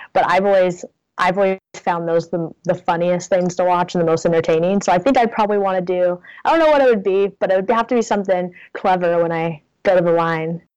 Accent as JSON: {"language": "English", "town": "Portland", "region": "Oregon", "country": "United States", "moved": "as an adult", "lives_now": "Ithaca, United States", "said": "I'm originally from Portland"}